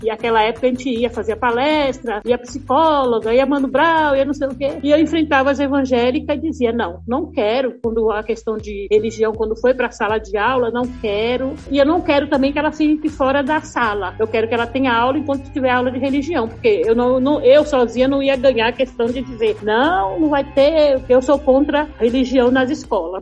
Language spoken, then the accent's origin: Portuguese; Salvador, Bahia, Brazil; Eu sou nascida em Salvador, em 1957